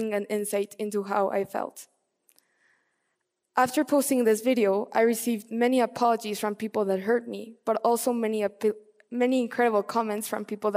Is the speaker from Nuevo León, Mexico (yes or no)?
no; Mexico City, Mexico; As a little girl, growing up in Mexico City